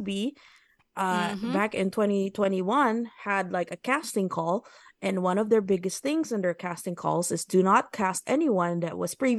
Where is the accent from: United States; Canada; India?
United States; So I'm Filipino-American. I'm mm-hmm. very familiar with these two cultures.